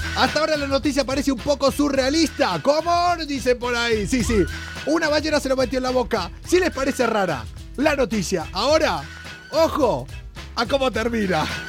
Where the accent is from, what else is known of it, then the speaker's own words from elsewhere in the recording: Argentina; now in Spain; Es el pueblo que está al lado de donde yo nací.